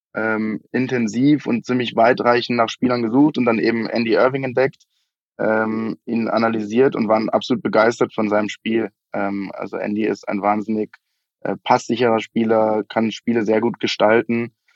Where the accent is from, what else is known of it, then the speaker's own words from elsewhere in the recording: Munich, Bavaria, Germany; also born or lived in Vienna; Ich bin in München geboren, ähm, habe dann in Wien studiert, äh, bin nach dem Studium aber wieder nach München zurückgekehrt